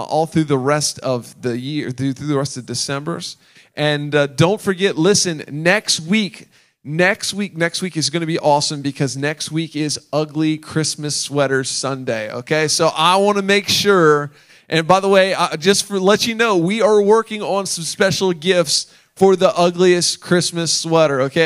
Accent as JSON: {"language": "English", "region": "Delaware", "country": "United States", "tie": "born or raised there", "said": "I was born and raised in Delaware"}